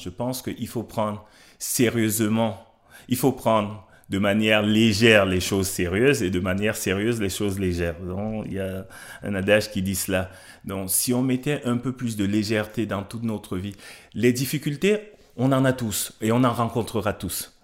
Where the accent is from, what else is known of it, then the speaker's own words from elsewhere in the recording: Cameroon; moved away; je viens d'Afrique, je viens du Cameroun. J'ai grandi entouré de femmes